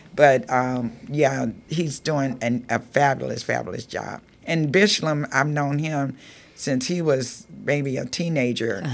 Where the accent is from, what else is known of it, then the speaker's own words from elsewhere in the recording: Georgia, United States; now in Marin City, United States; growing up in Georgia, it was during the time of segregation